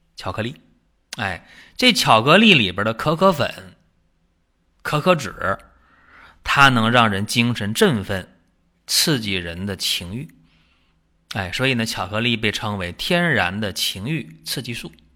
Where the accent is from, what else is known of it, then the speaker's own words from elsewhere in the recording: China; 我们中国人